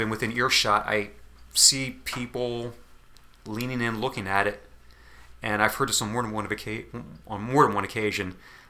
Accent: New Jersey, United States; I grew up in South Jersey, not all that far away from Atlantic City.

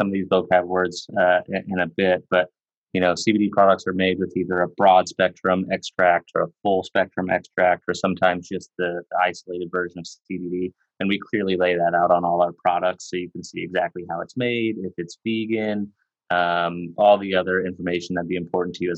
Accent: Kansas, United States; I was born and raised in Kansas, so I was kind of in the middle of the Bible Belt

